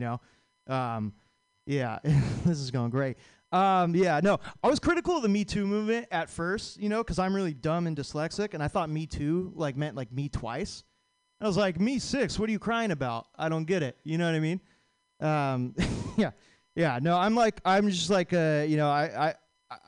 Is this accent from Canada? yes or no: no; Vacaville, California, United States; I'm from Vacaville